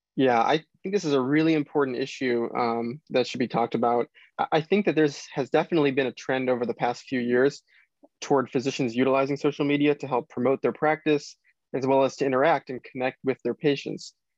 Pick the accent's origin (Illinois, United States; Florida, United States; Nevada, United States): Illinois, United States; Chicago; moved away as an adult; also born or lived in Indiana; now in Royal Oak, Michigan, United States; I grew up in the Chicago area